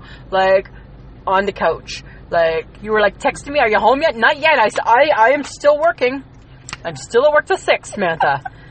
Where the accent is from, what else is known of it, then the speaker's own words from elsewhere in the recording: Ontario, Canada; now in Saskatchewan, Canada; Because I'm from Ontario.